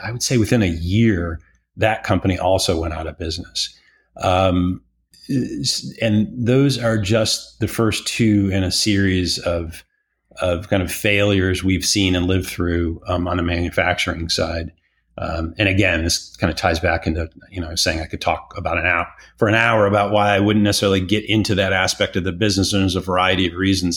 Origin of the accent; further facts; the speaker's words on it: Detroit, Michigan, United States; also born or lived in Chicago, United States; now in Austin, United States; born and raised in Detroit, working class, middle class, you know, background